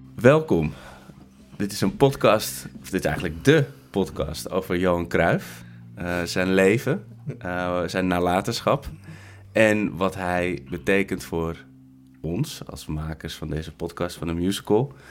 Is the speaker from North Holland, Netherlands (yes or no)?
yes; Amsterdam, North Holland, Netherlands; Ik ben geboren en getogen in Amsterdam